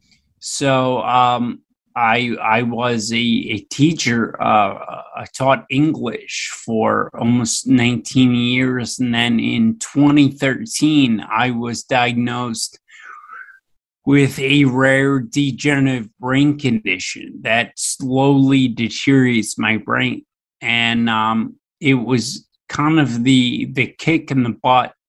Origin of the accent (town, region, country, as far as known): Philadelphia, Pennsylvania, United States; born or raised there